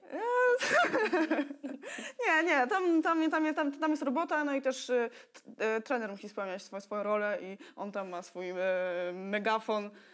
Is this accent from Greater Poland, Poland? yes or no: no; Toruń, Kuyavian-Pomeranian Voivodeship, Poland; pochodzę z Torunia